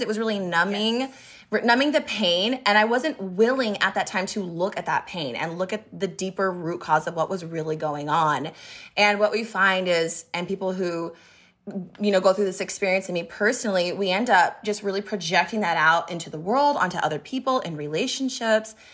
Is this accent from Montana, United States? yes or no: yes; Montana, United States; moved away; also born or lived in Boise, Idaho; I moved to Boise. I'm from Montana